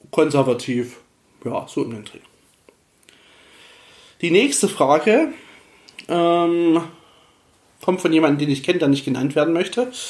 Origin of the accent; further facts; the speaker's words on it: Saxony, Germany; dass wir gemeinsam als Familie, also wir stammen ja aus dem Erzgebirge, auch dahin wir zurück wollen. Und deswegen ist es meine Heimat dort.